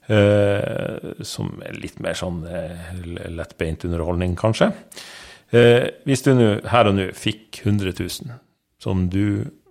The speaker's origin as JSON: {"language": "Norwegian", "town": "Narvik", "region": "Nordland", "country": "Norway", "tie": "born or raised there", "moved": "yes", "said": "Narvik, det er min hjemby"}